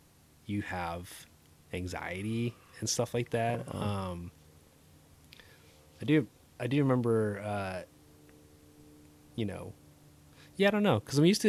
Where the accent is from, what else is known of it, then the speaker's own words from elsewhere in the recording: Southern California, United States; we grew up in SoCal, where it's franchises and fast food central